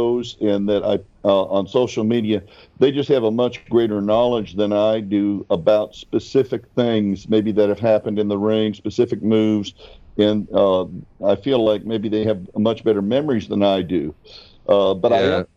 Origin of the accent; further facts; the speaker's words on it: Albuquerque, New Mexico, United States; also born or lived in Minneapolis; I grew up in Albuquerque